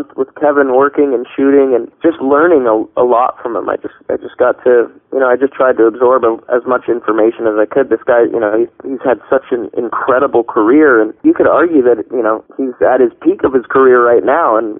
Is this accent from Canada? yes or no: yes; Toronto, Ontario, Canada; now in Burbank, United States; I'm born and raised in Toronto.